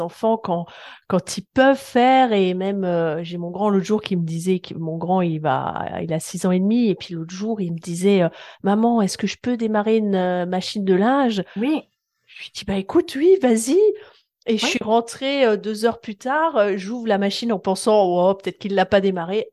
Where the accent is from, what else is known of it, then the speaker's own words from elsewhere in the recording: France; chez nous en France